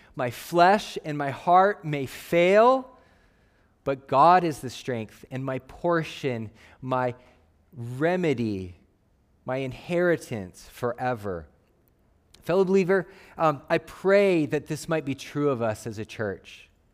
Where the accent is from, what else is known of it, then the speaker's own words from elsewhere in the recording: Phoenix, Arizona, United States; I grew up in Phoenix, Arizona